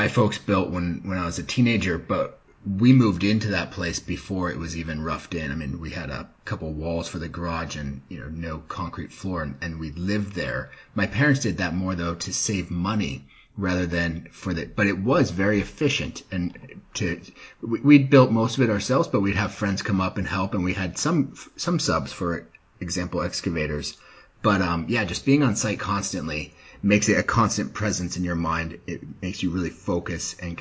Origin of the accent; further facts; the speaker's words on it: Colorado, United States; I grew up in Colorado